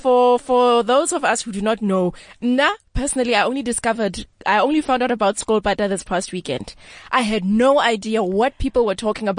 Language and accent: English; Qwaqwa, Free State, South Africa; I'm from Gwagwa myself.